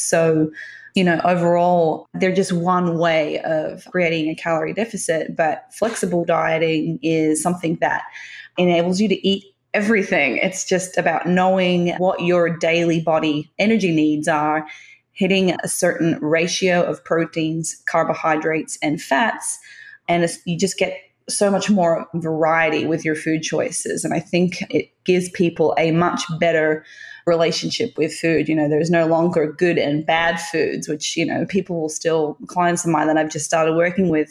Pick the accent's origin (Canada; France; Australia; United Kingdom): Australia; Tasmania; I grew up in Tasmania, which is the island just south of Australia.